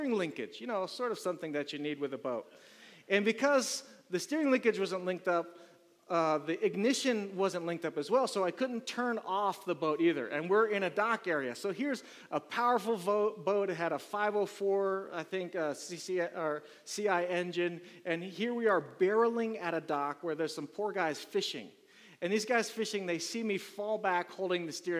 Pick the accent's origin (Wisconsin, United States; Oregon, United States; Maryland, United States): Maryland, United States; moved away; I'm from Maryland, so there's a lot of water over there